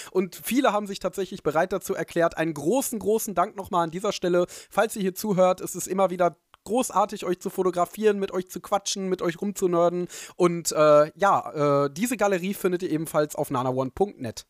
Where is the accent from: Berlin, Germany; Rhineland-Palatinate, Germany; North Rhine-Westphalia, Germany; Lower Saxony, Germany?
North Rhine-Westphalia, Germany; Ruhr area; Ich komme aus dem Ruhrgebiet